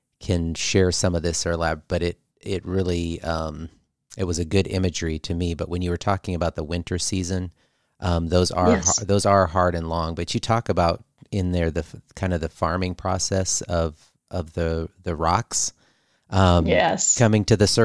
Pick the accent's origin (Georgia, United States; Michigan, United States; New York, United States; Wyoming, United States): Michigan, United States; We're from Michigan